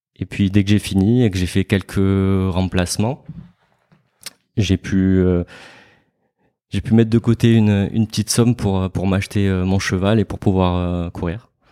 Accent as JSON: {"language": "French", "town": "Marseille", "region": "Provence-Alpes-Côte d'Azur", "country": "France", "tie": "born or raised there", "said": "je suis né à Marseille, où j'habite ouais. actuellement"}